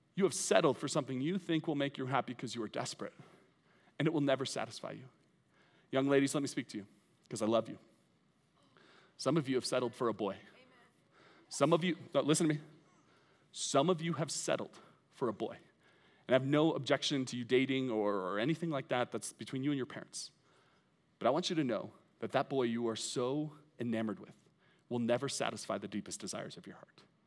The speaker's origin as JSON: {"language": "English", "country": "United States", "said": "I love being an American"}